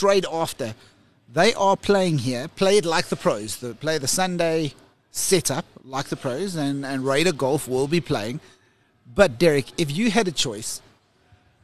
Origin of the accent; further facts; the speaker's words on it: South Africa; as a South African